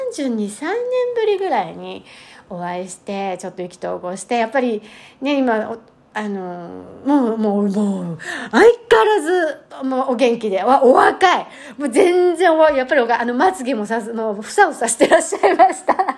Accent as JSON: {"language": "Japanese", "region": "Tokyo", "country": "Japan", "tie": "born or raised there", "moved": "yes", "said": "私の実家のあった過去形ですね、もう今ないんですね"}